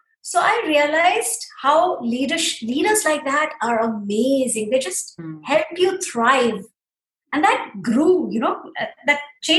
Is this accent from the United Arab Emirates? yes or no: yes; Dubai, United Arab Emirates; we grew up in Dubai. I mean, I grew up in Dubai